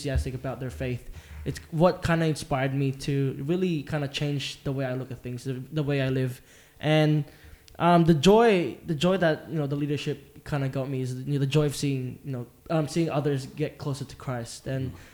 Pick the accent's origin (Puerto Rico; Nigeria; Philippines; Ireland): Philippines; now in Australia; I was born in the Philippines as well.